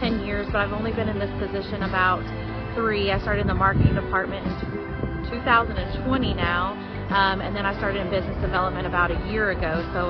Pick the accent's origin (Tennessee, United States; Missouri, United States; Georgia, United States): Tennessee, United States; Mount Juliet; I grew up in Mount Juliet. I moved here when I was in fifth grade. I went to W.A. Wright. I went to Wilson Middle School